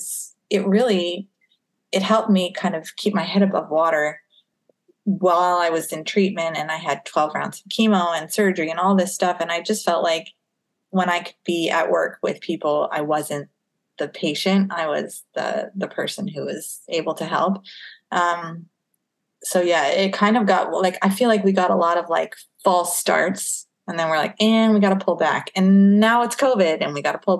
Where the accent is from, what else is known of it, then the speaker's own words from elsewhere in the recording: United States; moved away as an adult; now in Winnipeg, Canada; I'm from the U.S.